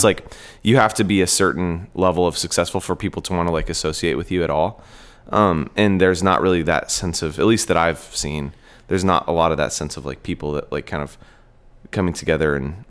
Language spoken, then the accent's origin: English; the Northwest, Pacific Northwest, United States; where I grew up in the Northwest, there was a really strong sense of like community and music and like loyalty to people that were doing it there